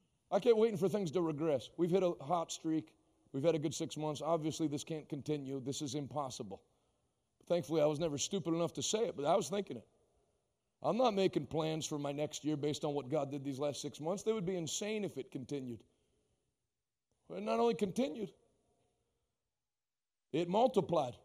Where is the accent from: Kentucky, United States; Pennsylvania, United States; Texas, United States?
Pennsylvania, United States; Pittsburgh; I grew up in Pittsburgh, you know, I know Pittsburgh people